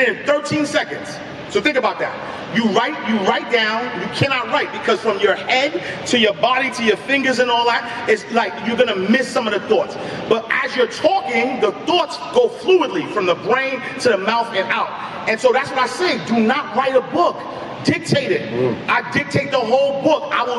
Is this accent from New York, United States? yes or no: yes; Harlem, New York, United States; The reason why I start off my story every day that I am from Harlem and I am from St. Nicholas Project, because there are a million, and I've never sold dope.